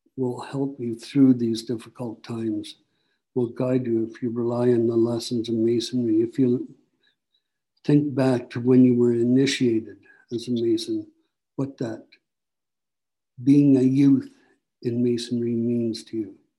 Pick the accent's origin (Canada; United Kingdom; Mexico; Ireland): Canada; Barrie, Ontario; also born or lived in Simcoe, Ontario; I'm from Barrie